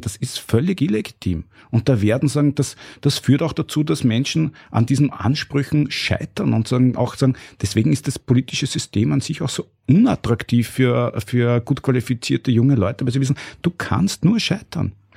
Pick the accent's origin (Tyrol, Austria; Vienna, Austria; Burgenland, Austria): Burgenland, Austria; ich bin aus dem Burgenland und hab dort auch re relativ, bin eingebettet in eine sehr normale Umgebung.